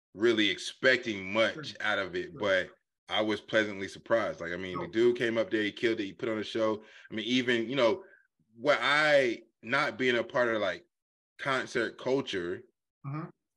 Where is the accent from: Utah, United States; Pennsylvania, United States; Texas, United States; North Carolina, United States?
North Carolina, United States; All of us really, being from born and raised in North Carolina